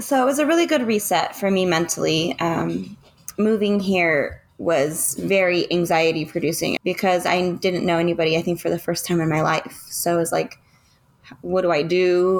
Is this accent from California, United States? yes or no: yes; Orange County, California, United States; now in Murrieta, United States; I grew up in Orange County most of my life. From birth until recently, we relocated to Murrieta, California